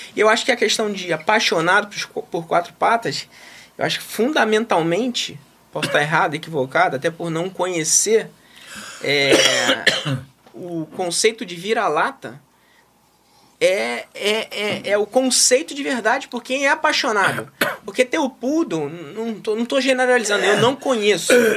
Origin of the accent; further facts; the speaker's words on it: Rio de Janeiro, Brazil; nasci e criado em Realengo